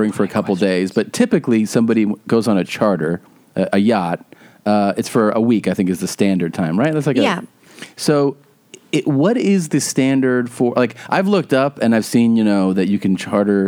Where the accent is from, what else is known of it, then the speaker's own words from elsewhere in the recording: Florida, United States; I'm from Florida